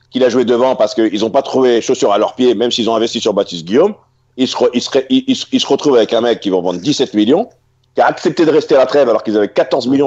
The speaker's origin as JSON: {"language": "French", "country": "Mali", "said": "ouais, je suis malien, hein. franco-malien, sénégalais."}